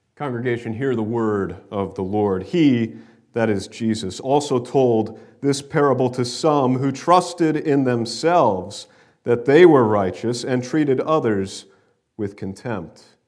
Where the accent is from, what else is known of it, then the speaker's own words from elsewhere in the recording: New York, United States; are you from New York? And they say, yeah, yeah, we're from New York. And we, oh, we are too